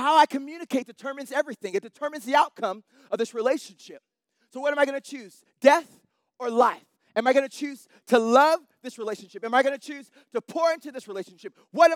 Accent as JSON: {"language": "English", "town": "Salt Lake City", "region": "Utah", "country": "United States", "said": "I'm from Salt Lake City"}